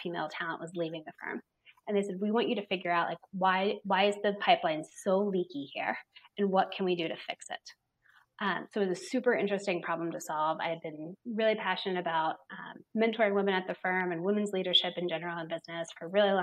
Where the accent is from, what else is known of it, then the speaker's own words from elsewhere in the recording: Cincinnati, Ohio, United States; moved away as an adult; also born or lived in Cleveland, Ohio; I was born and raised just down the road in Cincinnati, Ohio